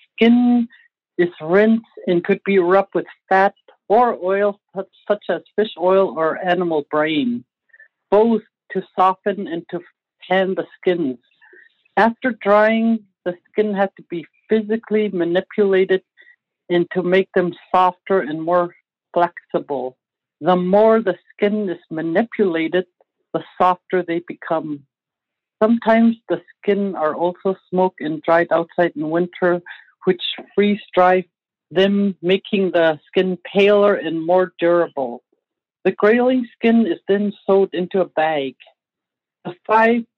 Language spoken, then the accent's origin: English; Arctic Village, Alaska, United States; now in Fairbanks, United States; I am from Arctic Village